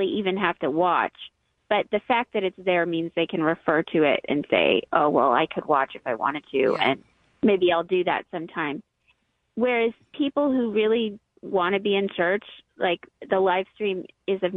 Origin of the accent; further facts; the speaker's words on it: United States; as American Christians